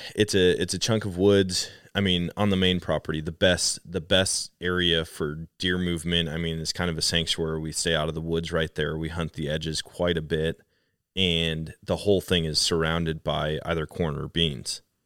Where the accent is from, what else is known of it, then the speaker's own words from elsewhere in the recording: Wisconsin, United States; moved away; I grew up in Wisconsin